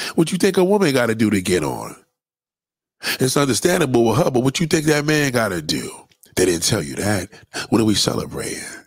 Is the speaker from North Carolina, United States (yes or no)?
no; New York City, New York, United States; as a New Yorker, it's very painful for me to watch my childhood be called a 50th anniversary